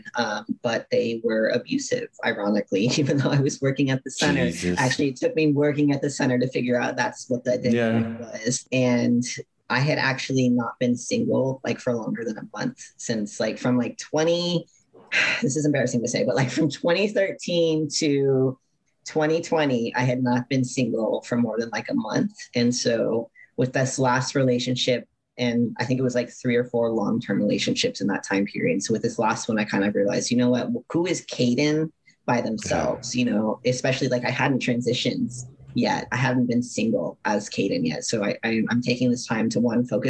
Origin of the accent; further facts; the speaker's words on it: San Antonio, Texas, United States; moved away as an adult; now in Tampa, United States; I grew up in San Antonio, Texas, in a Catholic religious household